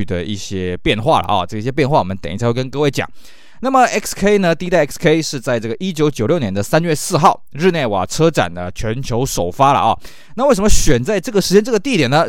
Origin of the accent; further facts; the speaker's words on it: Taiwan; 以我们台湾这边的市场来讲呢